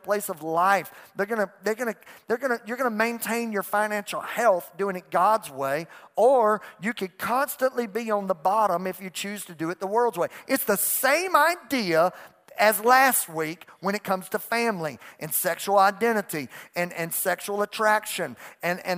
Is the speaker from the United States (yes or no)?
yes; United States; I'm an American